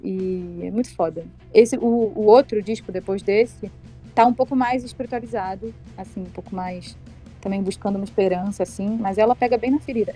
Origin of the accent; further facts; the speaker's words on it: Brazil; moved away as an adult; Eu sou brasileiro